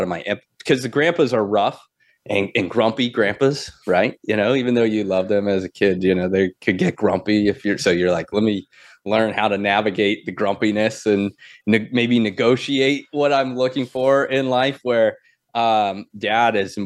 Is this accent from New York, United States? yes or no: no; Florida, United States; we grew up in Florida